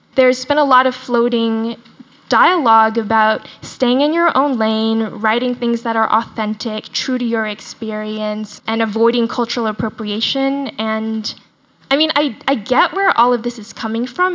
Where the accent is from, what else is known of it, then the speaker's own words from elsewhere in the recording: Dallas, Texas, United States; accent: Southern; first language Chinese; English is a second language; moved away; I grew up in Texas, I speak in quite a pronounced Southern accent because I went to high school in Dallas and I say y'all a lot